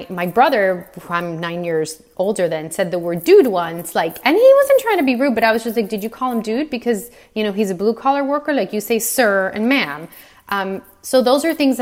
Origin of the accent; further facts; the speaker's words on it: Cuba; moved away; I was born in Cuba, and my mother was born the year the revolution started